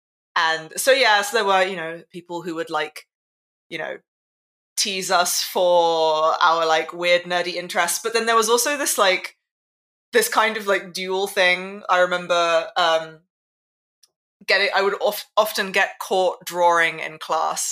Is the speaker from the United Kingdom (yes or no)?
yes; London, United Kingdom; In London. Born and raised Londoner.